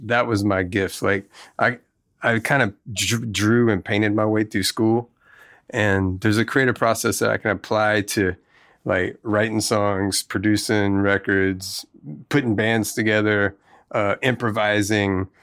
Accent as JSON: {"language": "English", "region": "Tennessee", "country": "United States", "tie": "born or raised there", "also_born_or_lived": "Mississippi", "moved": "yes", "said": "we grew up in Tennessee"}